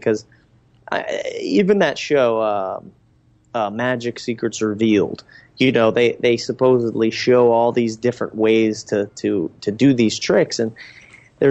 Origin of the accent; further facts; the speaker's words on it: Reading, Pennsylvania, United States; also born or lived in Los Angeles / Southwest Florida; now in Florida, United States; I grew up in Reading, Pennsylvania.